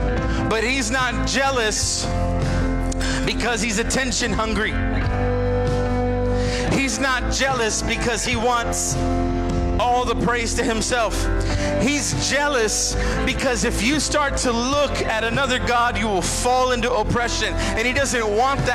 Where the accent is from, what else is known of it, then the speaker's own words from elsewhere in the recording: San Antonio, Texas, United States; I'm from San Antonio